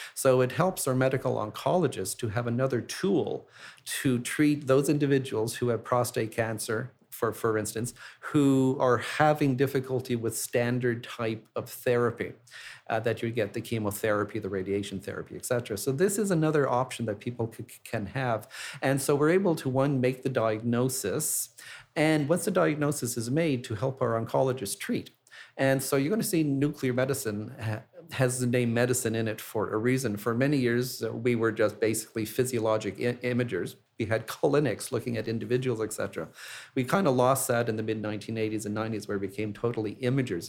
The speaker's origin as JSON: {"language": "English", "town": "Montreal", "region": "Quebec", "country": "Canada", "tie": "born or raised there", "moved": "yes", "said": "my hometown of Montreal"}